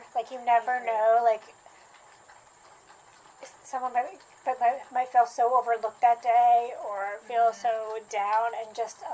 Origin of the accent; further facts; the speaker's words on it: New Jersey, United States; now in Athens, United States; I grew up in New Jersey, and I've been in the South longer